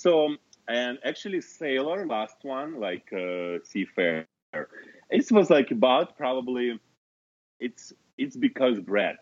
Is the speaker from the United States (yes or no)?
no; Kazakhstan; English is a second language; moved away as an adult; also born or lived in Moscow, Russia; it was in my hometown, in Kazakhstan, in my hometown, so before Moscow.